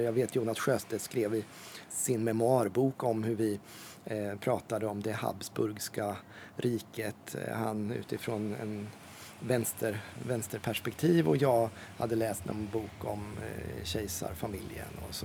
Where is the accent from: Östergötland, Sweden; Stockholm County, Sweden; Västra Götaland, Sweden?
Östergötland, Sweden; Ödeshög; now in Norrköping, Sweden; Min mamma var aktiv i lokalpolitiken hemma i Ödeshög där jag växte upp